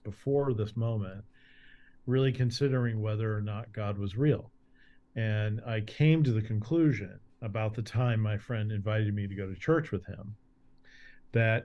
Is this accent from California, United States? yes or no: yes; Beverly Hills, California, United States; moved away; also born or lived in New York City; went to All Saints Church of Beverly Hills as a child